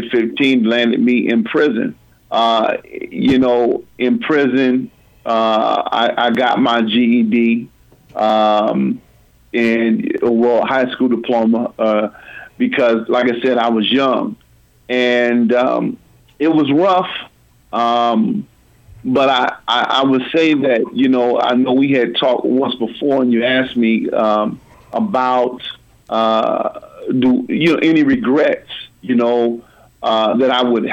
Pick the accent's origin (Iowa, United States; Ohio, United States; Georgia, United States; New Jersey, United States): Iowa, United States; Des Moines; I grew up in Des Moines, born in 1974 in Lutheran Hospital.